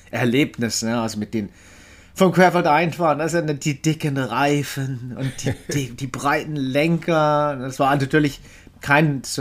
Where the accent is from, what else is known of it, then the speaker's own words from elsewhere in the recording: Freiburg, Baden-Württemberg, Germany; dann in Deutschland tausendmal umgezogen, weil mein Vater war Küchenchef. Äh, aber man kann mich doch als Freiburger irgendwie, ja, beschimpfen, sozusagen.